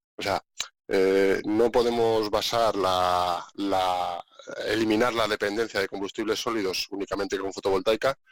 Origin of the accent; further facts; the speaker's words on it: Segovia, Castile and León, Spain; moved away as an adult; yo soy un segoviano convencido. Me encanta mi tierra, la hecho mucho de menos, a mi familia, a mis amigos, a toda mi gente